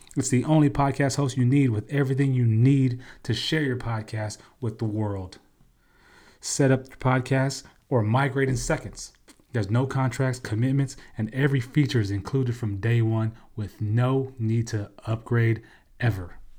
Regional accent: California, United States; moved away; also born or lived in Washington State; I'm from Cali

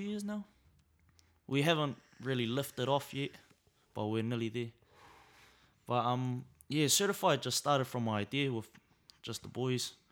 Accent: Auckland, New Zealand; also born or lived in Samoa; Growing up in South is, is a blessing, really. It's a real blessing. Um, growing up in Naitara

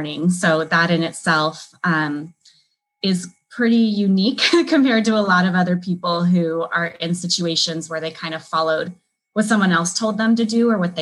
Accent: California, United States; moved away as an adult; now in Chicago, United States; I moved from my home state of California to Chicago.

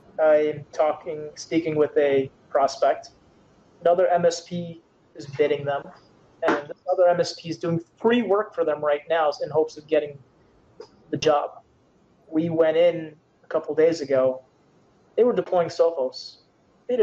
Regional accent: Canada; Yes, I am Canadian, eh? Yes, I am.

